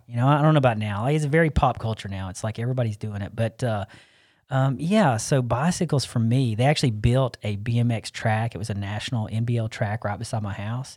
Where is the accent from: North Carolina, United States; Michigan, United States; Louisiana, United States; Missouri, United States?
North Carolina, United States; Arden; I grew up here in Asheville, actually South Asheville. I don't claim Asheville, I cla-, I claim Arden